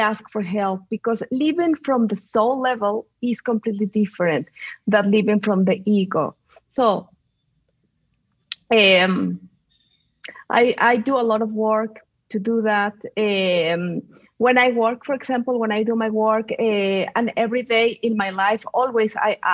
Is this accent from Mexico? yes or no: yes; Mexico City, Mexico; English is a second language; moved away; also born or lived in Spain / Chicago, United States; Well, I'm a mix of Mexican and Spanish. So that's the reason that I have this accent. I grew up in Mexico City.